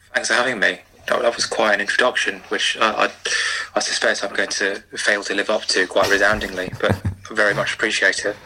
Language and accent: English; London, United Kingdom; I grew up in in West London, which is about as far from a rugby league heartland as, as you could possibly imagine